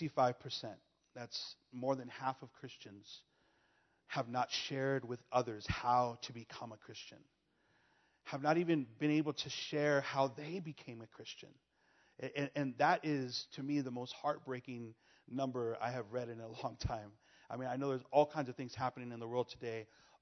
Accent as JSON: {"language": "English", "town": "Los Angeles", "region": "California", "country": "United States", "tie": "born or raised there", "said": "I'm born and raised in California, in Los Angeles"}